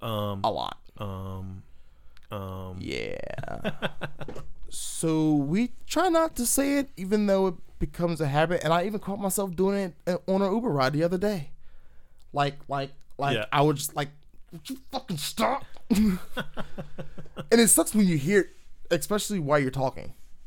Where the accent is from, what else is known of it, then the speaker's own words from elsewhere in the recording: Virginia, United States; I'm glad I'm kind of from Podunk, Virginia, not Podunk, Florida, because I probably would be real trash.